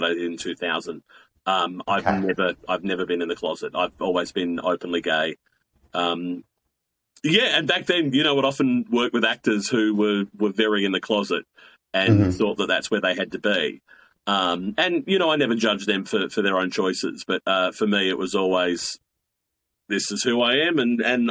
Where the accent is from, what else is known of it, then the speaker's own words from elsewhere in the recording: Blacktown, New South Wales, Australia; I grew up in the heart of suburbia in Western Sydney. You know, I grew up in Blacktown.